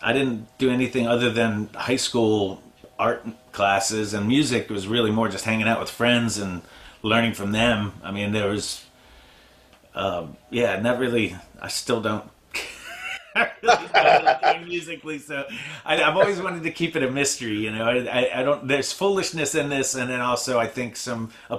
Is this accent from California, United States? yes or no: no; Bowie, Maryland, United States; also born or lived in Annapolis, Maryland / Portland, Oregon; I grew up in Bowie, South Bowie, and then when I graduated high school, I moved to Annapolis and just kind of always lived in Annapolis.